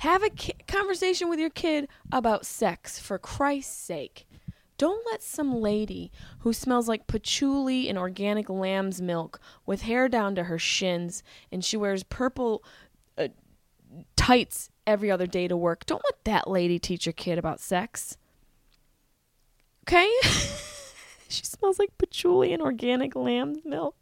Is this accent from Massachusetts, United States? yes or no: no; Syracuse, New York, United States; I grew up in Syracuse, New York